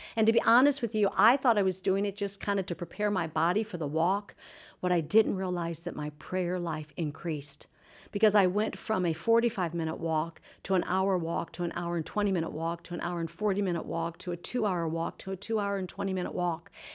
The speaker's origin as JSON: {"language": "English", "town": "Anaheim", "region": "California", "country": "United States", "said": "I'm from Orange County, California"}